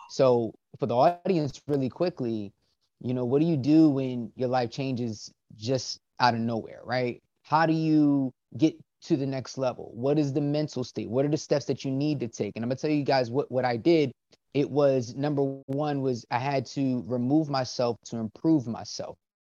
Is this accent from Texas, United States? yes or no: no; Willingboro, New Jersey, United States; I grew up in uh, a small town called Willingboro, New Jersey